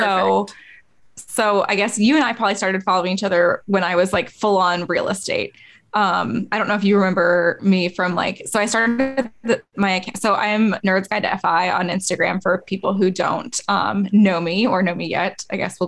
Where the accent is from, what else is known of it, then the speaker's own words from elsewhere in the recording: Indiana, United States; I'm from Indiana, I'm from like a small town